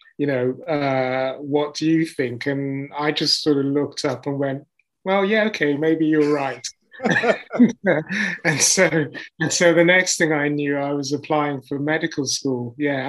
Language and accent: English; Nigeria; also born or lived in Leicester, United Kingdom; so I was born in Leicester. And then when I was about 8 or 9, because in those days, a lot of the immigrant families, when they came over for their education, as soon as they qualified, they went back because they went into, you know, professional jobs. So we actually went back to Nigeria